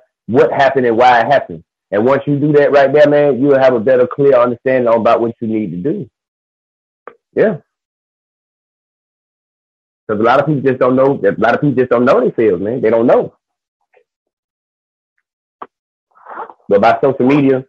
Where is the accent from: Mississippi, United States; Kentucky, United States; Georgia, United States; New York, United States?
Georgia, United States; Albany; now in Austin, United States; I'm originally from Albany, Georgia, but I live in Austin, Texas now